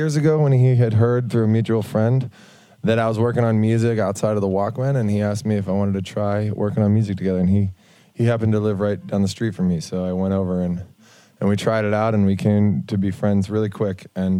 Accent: Washington, District of Columbia, United States; I grew up in Washington, D.C.

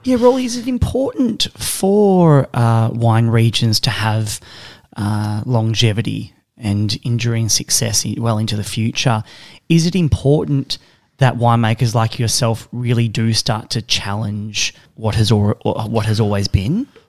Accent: Mornington Peninsula, Victoria, Australia; I'm from the Mornington Peninsula

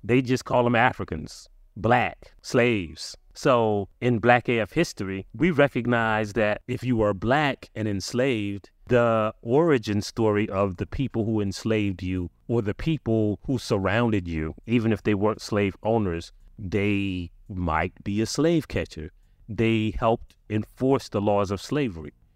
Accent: South Carolina, United States; I'm from South Carolina

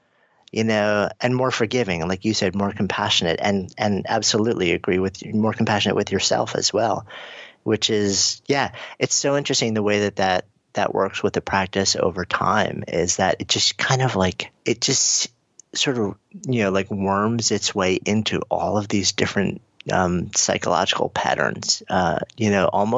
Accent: New York, United States; I'm a New Yorker

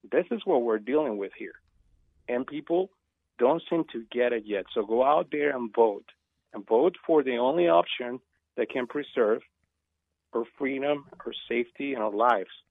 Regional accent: Venezuela; now in United States; And as you know, I come from Venezuela. You think that what's going on is bad?

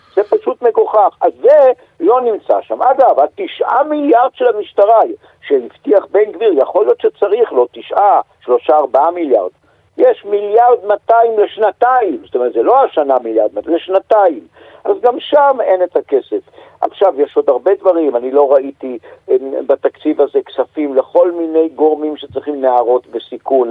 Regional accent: Jerusalem, Jerusalem District, Israel; also born or lived in Bonn, Germany; אני ירושלמי

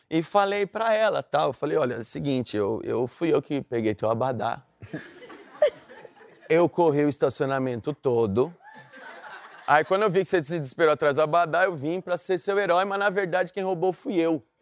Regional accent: Rio de Janeiro, Brazil; Sou do Rio, pô, da onde?

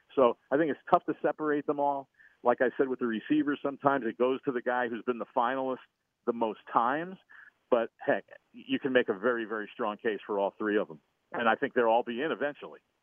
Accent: St. Louis, Missouri, United States; I'm from St. Louis

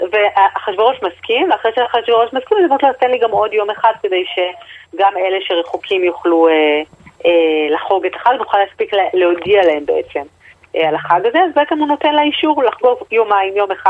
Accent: Tel Aviv, Tel Aviv District, Israel; אנחנו כולנו תל אביבים, רחמנא ליצלן, או

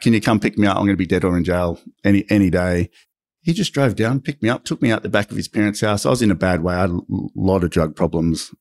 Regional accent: Sydney, New South Wales, Australia; I grew up in Maroubra, surfed

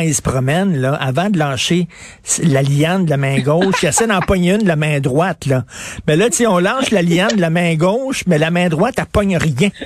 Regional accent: Quebec, Canada

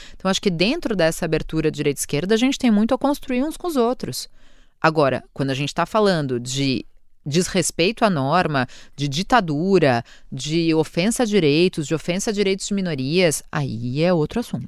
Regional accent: São Paulo, Brazil; moved away as an adult; now in Portugal; São Paulo, como uma cidade onde eu nasci

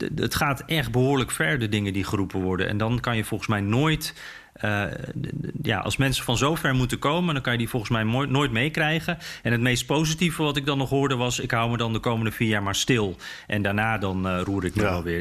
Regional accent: Netherlands

